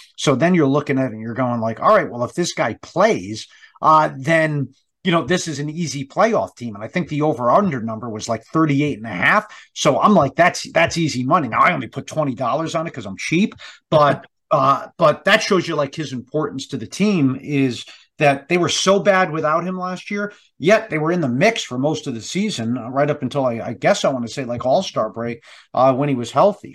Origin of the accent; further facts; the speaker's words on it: Boston, Massachusetts, United States; I grew up here in the Boston area